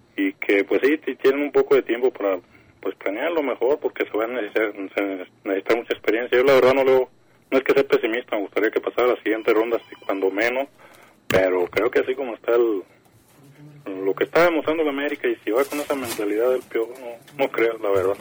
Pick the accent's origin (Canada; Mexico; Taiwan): Mexico; Jalisco; soy aquí de Jalisco